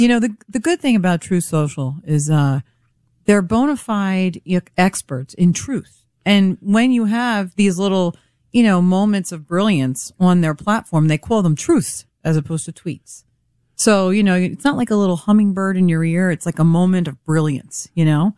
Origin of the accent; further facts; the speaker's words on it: New York, United States; I'm from New York